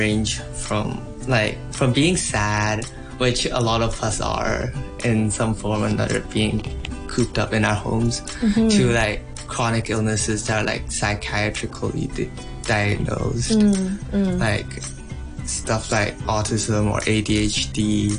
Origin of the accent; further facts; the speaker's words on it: Bangladesh; also born or lived in Hong Kong / India; I was born in Hong Kong in 2001, but my parents are missionaries, so they moved to Bangladesh when I was 1 month old. So I grew up and spent most of my childhood in Bangladesh or in boarding school in India.